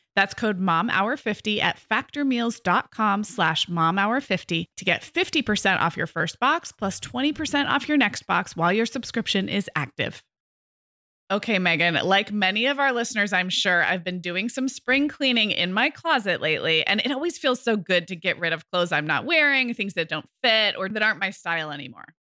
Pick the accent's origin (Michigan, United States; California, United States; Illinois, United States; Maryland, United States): California, United States; Santa Barbara; moved away as an adult; we moved our family, um, up to, back to my hometown in July